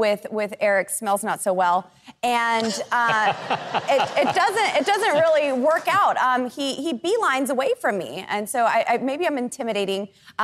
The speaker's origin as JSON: {"language": "English", "country": "United States", "tie": "born or raised there", "said": "the Garfield County Jail, right there in my hometown."}